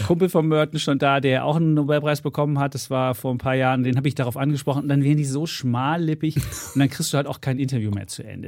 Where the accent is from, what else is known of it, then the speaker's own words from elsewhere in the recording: East Germany, Germany; moved away; ich ja seit 1990 erst jetzt äh, Westdeutscher bin. Vorher bin ich, im Osten groß geworden